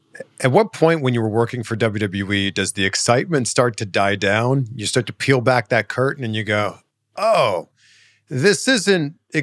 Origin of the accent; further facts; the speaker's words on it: Canada; We're both from Canada.